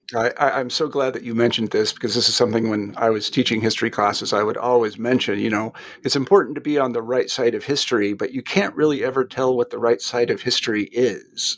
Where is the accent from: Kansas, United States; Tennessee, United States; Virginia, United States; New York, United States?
Kansas, United States; moved away; also born or lived in Redstone Arsenal, Alabama; I'm, I'm from Kansas originally, which isn't exactly the South